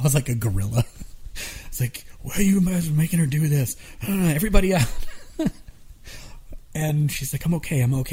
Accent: Atlanta, Georgia, United States; the music we grew up with in Atlanta

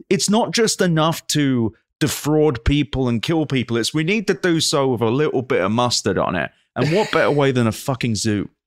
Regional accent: England, United Kingdom; a British Jew

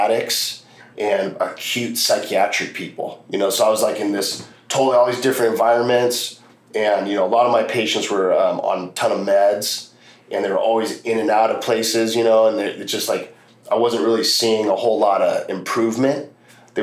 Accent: Los Angeles, California, United States; Growing up in Los Angeles

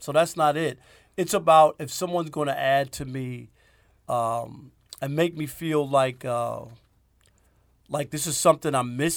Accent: New York City, New York, United States; now in Detroit area, United States; I'm from Jamaica, Queens

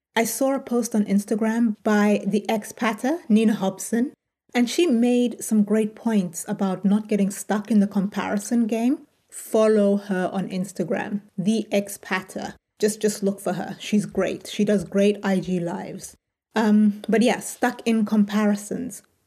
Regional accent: United Kingdom; moved away as an adult; also born or lived in United States; So now, as a Brit, these options are now open to me, and I'm in the UK

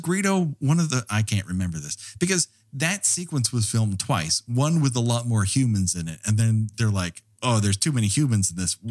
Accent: Montrose, California, United States; My barber growing up in Montrose, California

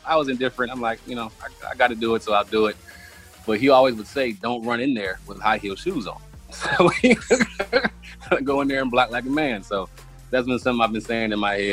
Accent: Cleveland, Ohio, United States; I'm from Cleveland

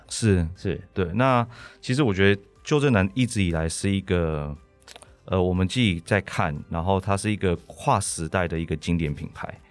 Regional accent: Taiwan; 我们台湾人

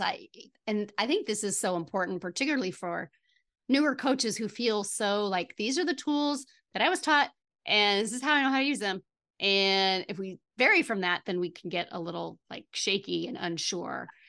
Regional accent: Midwest, United States; I'm from the Midwest

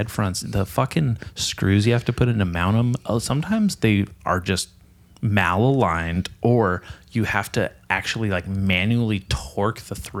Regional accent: Nipomo, California, United States; I grew up in Napomo. I'm a Napomo for life.

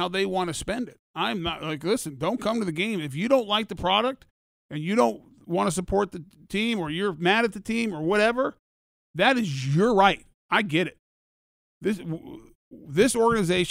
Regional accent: Denver, Colorado, United States; moved away; I grew up in Denver

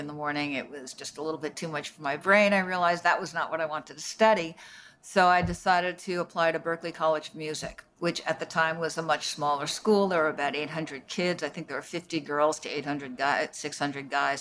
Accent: Paramus, New Jersey, United States; moved away as an adult; I grew up in Paramus, New Jersey.

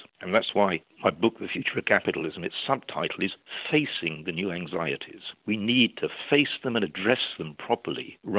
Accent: Sheffield, Yorkshire and the Humber, United Kingdom; now in London, United Kingdom; I grew up in Sheffield. I was next door on all sides to Scots.

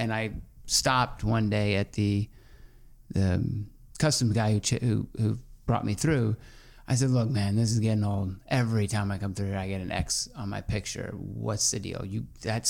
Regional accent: Georgia, United States; I grew up in Georgia.

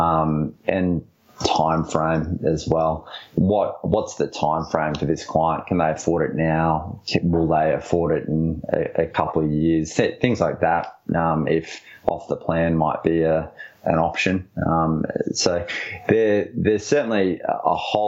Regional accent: Brisbane, Queensland, Australia; I'm from Brisbane, clearly. I'm actually not biased to Brisbane because I live here and love it.

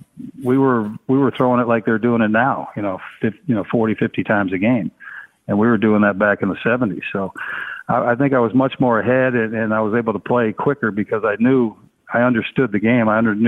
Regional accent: San Jose, California, United States; I mean, especially growing up in San Jose. I grew up with the brothers and the Mexicans.

